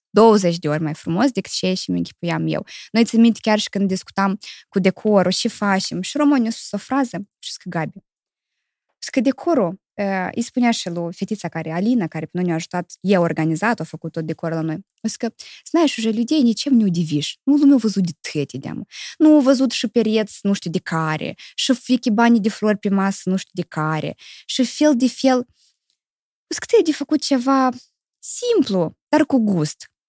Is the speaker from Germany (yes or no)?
no; Chișinău, Moldova; born or raised there; moved away; also born or lived in Criuleni, Moldova / Italy